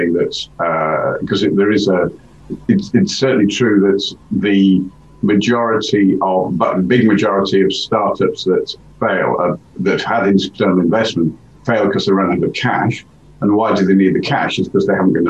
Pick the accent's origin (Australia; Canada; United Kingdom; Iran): United Kingdom; Hull, Yorkshire and the Humber; moved away as an adult; also born or lived in London / Bavaria / Stamford, Lincolnshire; now in Cambridge, United Kingdom; I was brought up in Yorkshire, in Hull